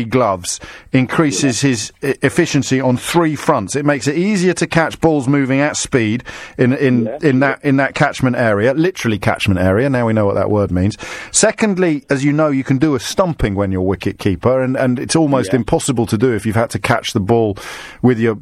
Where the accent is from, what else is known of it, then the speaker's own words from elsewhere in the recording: England, United Kingdom; we're English